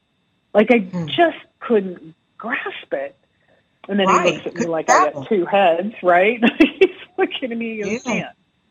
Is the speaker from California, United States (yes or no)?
yes; California, United States; also born or lived in Arizona; Well, I grew up in a little all over the place. My dad was a Navy pilot, so I traveled around a little bit as a young child and spent most of my younger days in California and Arizona.